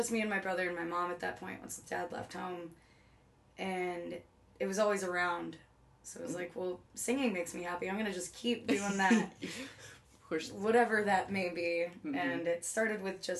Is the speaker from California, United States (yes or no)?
no; Covington, New York, United States; moved away as an adult; now in New York City, United States; I'm from the Buffalo Rochester area, halfway between in a little cow town that nobody's ever heard of unless if you're from Western New York.